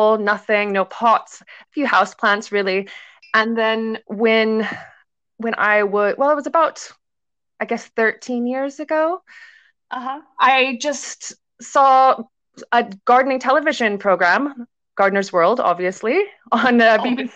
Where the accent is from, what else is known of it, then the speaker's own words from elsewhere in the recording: United States; accent: American; moved away as an adult; also born or lived in London, United Kingdom; now in Isle of Man; I'm based on the Isle of Man, although you can obviously tell that I'm American, North American. I'm American